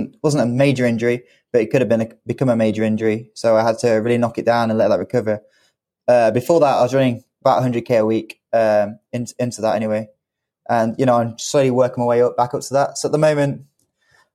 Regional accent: United Kingdom; as a British athlete

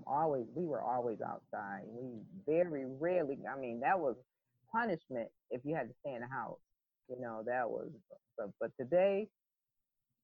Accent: Hartford, Connecticut, United States; I grew up in a project called Bellevue Square, which is no longer called that now, in mid-50s, so I'm dating myself, mid-50s in the Hartford, Connecticut territory.

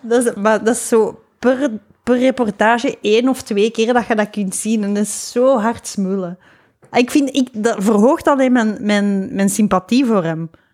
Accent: Lubbeek, Flanders, Belgium; bij ons in Lubeek

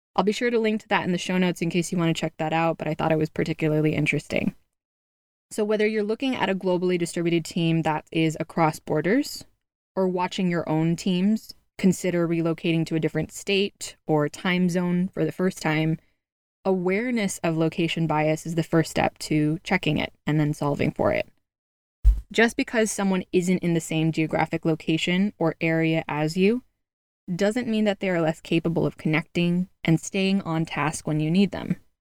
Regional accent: California, United States; moved away; out in California, my home state

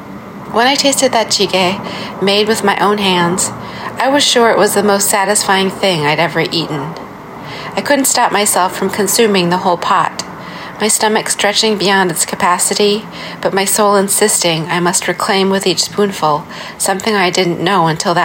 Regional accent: Minnesota, United States; also born or lived in Seongnam, South Korea; now in Brooklyn, New York, United States; I was born in Songnam-si, South Korea, and was adopted to the U.S. at 8 months old. I grew up on lands of the Dakota and Anishinaabe peoples in what's colonially known as Minnesota

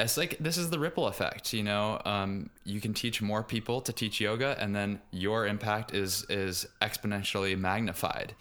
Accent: Richmond, Virginia, United States; moved away; I grew up in Richmond, Virginia, which is not too far geographically south, but culturally speaking, still very much American South.

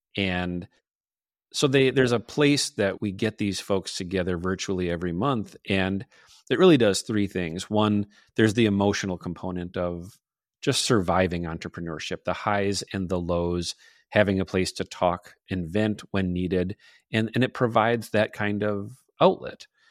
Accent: northern Minnesota, United States; accent: Midwestern; also born or lived in Superior, Wisconsin; I'm from a small town in northern Minnesota. If you detected a, a little bit of an accent, I can't deny it. It's there. I'm Midwestern through and through

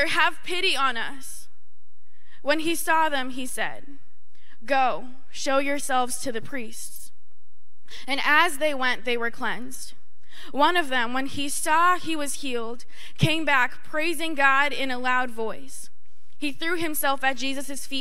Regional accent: North Shore of Boston, Massachusetts, United States; I'm from the North Shore of Boston

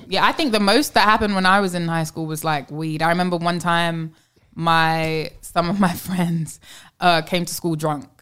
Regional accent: London, United Kingdom; also born or lived in New York; now in Los Angeles, United States; I live, obviously, I'm from London. I've lived in New York.

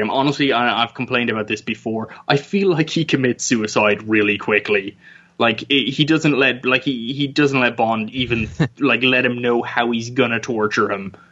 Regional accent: Ireland; I grew up in Ireland, where it's very cold

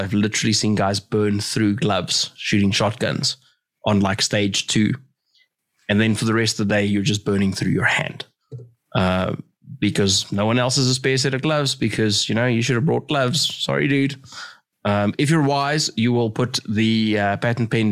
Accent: Johannesburg, Gauteng, South Africa; I'm from Joburg. We're in PE.

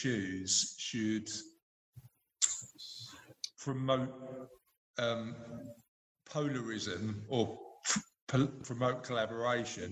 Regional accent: London, United Kingdom; I'm from the East End of London, so my pronunciation of everything is wrong, typically.

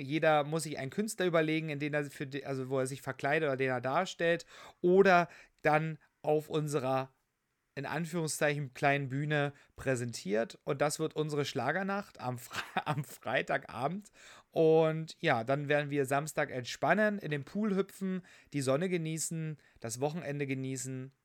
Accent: Saxony, Germany; moved away; auch in dem schönen Sachsen, in meinem Heimatbundesland

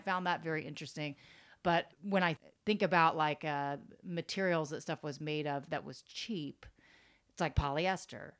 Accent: Florida, United States; moved away as an adult; also born or lived in Tampa, Florida; now in New York, United States; growing up in Florida, it's like I'm used to finding everything for like really, really cheap

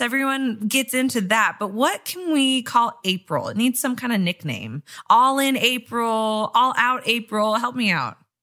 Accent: Kansas City, United States; moved away; also born or lived in Wisconsin; I'm really from Kansas City

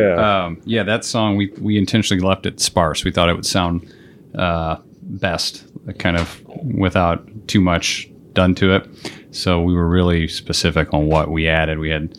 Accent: central Illinois, United States; born or raised there

